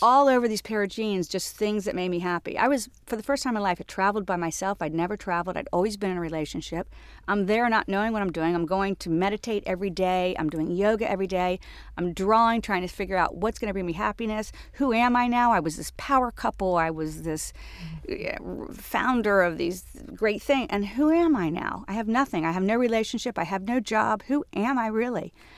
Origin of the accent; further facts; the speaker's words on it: Jacksonville, Florida, United States; moved away as an adult; also born or lived in Atlanta; now in New York, United States; born and raised in Jacksonville, Florida